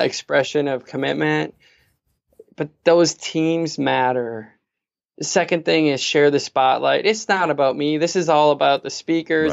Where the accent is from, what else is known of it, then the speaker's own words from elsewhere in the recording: Fargo, North Dakota, United States; I'm this kid from Fargo